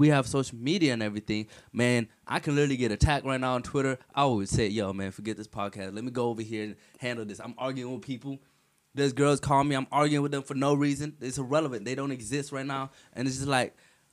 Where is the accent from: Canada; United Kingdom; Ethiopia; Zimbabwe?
Ethiopia; moved away; I grew up in Ethiopia.